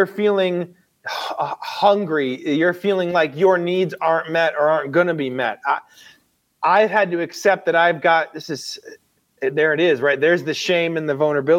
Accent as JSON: {"language": "English", "country": "United States", "said": "I'm an American in a first world country"}